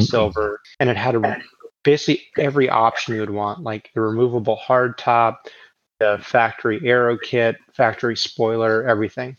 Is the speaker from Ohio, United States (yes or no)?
no; Oklahoma, United States; growing up in Oklahoma.